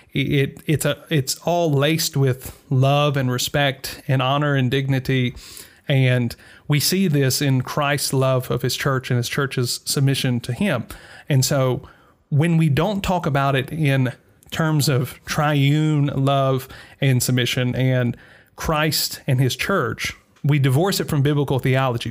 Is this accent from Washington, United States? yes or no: no; Mississippi, United States; moved away; Growing up in Mississippi